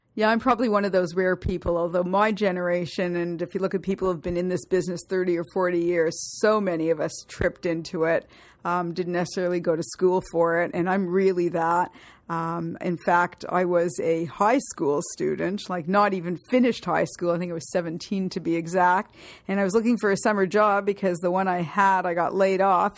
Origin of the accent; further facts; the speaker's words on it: Toronto, Ontario, Canada; Toronto, born and bred